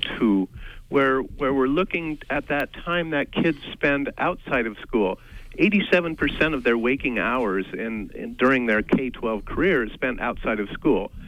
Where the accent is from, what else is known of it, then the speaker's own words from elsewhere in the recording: Midwest, United States; moved away as an adult; now in Maine, United States; we've only been in Maine for 35 years, so so we're not we're not Mainers, but we grew up in the Midwest